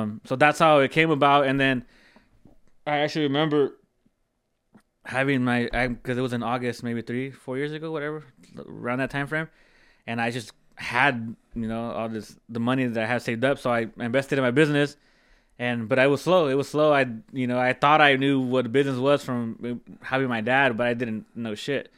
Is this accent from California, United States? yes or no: yes; Central Coast, California, United States; born and raised here. Um, I grew up in the East Side, like always, all, all, I'm an East Side kid.